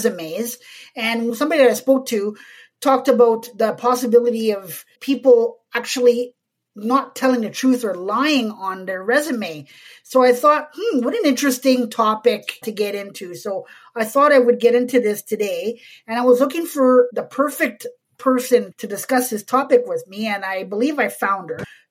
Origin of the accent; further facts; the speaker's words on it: Montreal, Quebec, Canada; moved away; I'm originally from Montreal